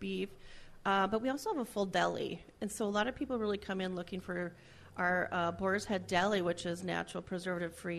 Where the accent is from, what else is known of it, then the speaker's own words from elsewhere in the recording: Alexandria, Minnesota, United States; also born or lived in Glenwood, Minnesota / Elbow Lake, Minnesota; I grew up up by Alexandria, and so I went to school in Glenwood for a number of years.